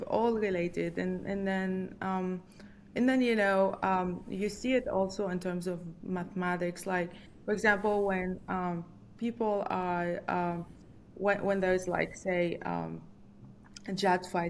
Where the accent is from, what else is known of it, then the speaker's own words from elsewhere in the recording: Lebanon; moved away as an adult; also born or lived in New York City, United States / Ann Arbor, Michigan, United States; now in Virginia, United States; I'm from Lebanon, and Lebanon has always been a country with a lot of conflict.